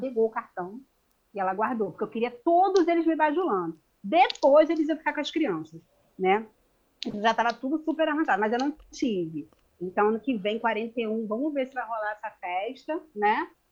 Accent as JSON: {"language": "Portuguese", "region": "Rio de Janeiro", "country": "Brazil", "said": "a gente é do Rio"}